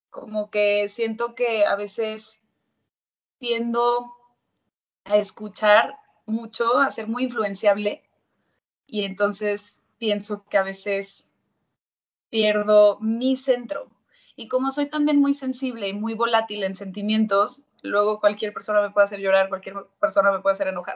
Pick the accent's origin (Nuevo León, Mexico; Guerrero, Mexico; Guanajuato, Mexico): Nuevo León, Mexico; Monterrey; moved away as an adult; also born or lived in Mexico City; cuando ya llegué yo a la Ciudad de México, soy de Monterrey, y llegué a los 18 años